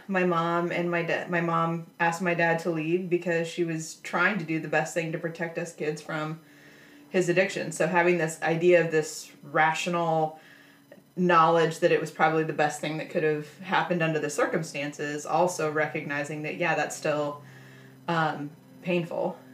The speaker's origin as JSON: {"language": "English", "region": "Nebraska", "country": "United States", "tie": "born or raised there", "said": "I grew up in Nebraska"}